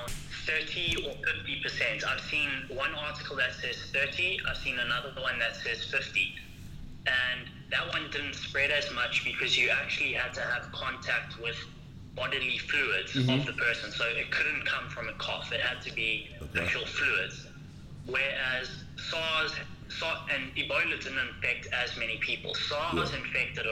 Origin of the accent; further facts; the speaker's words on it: Howick, KwaZulu-Natal, South Africa; moved away as an adult; now in Wuhan, China; I'm from Harwick